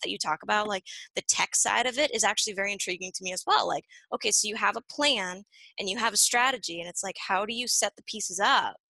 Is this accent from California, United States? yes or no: no; Nashua, New Hampshire, United States; I'm from Nashua, Nashua, New Hampshire, same area yeah. that Cheshire is. So born and raised here.